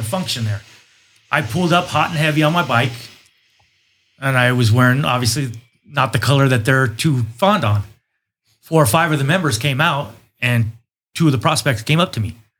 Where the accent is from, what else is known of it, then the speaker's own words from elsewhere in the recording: United States; I grew up in Nassau City, so I've been around the Mexican culture for quite a bit